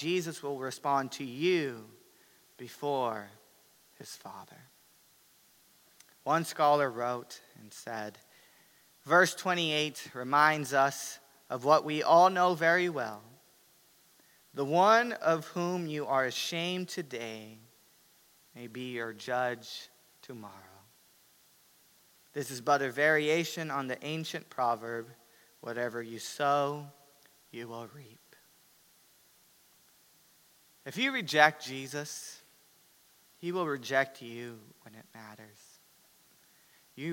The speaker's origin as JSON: {"language": "English", "country": "United States", "said": "as American Christians"}